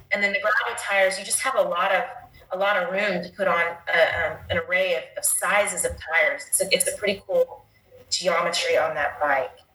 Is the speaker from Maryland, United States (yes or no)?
no; Dolores, Colorado, United States; my hometown of Dolores, Colorado.